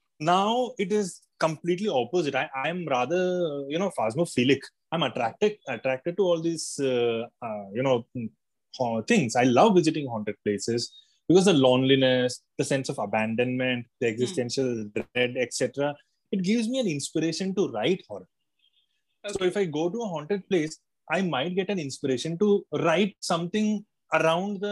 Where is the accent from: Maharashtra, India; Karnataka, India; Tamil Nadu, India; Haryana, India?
Haryana, India; Gurgaon; also born or lived in Kerala; I was born in Kerala. Then I was brought up in Gurgaon, and it was a multicultural environment.